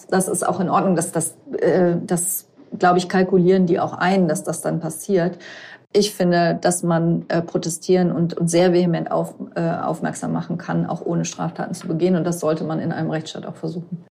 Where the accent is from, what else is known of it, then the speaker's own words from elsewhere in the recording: Rhineland-Palatinate, Germany; ich komme aus Rheinland-Pfalz